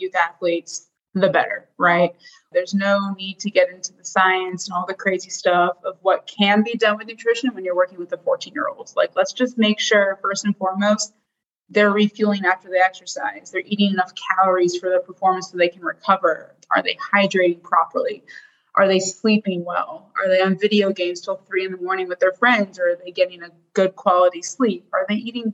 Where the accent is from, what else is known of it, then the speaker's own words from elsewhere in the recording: South Florida, United States; born and raised in South Florida